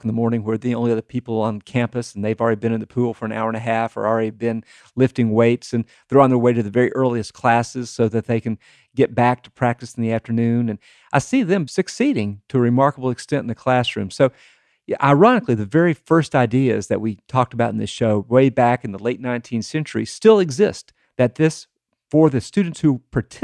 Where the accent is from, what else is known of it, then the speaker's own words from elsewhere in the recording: Tennessee, United States; growing up in Tennessee, where if you had no connection at all to the University of Tennessee, you were still a Vol